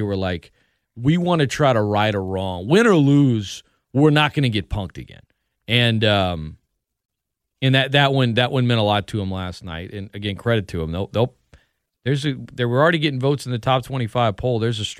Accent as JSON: {"language": "English", "town": "New Orleans", "region": "Louisiana", "country": "United States", "said": "I'm from New Orleans. What is that thing?"}